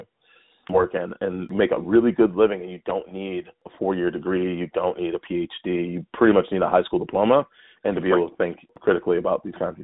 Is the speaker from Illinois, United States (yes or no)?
yes; Chicago, Illinois, United States; now in Santa Cruz, United States; I grew up in Chicago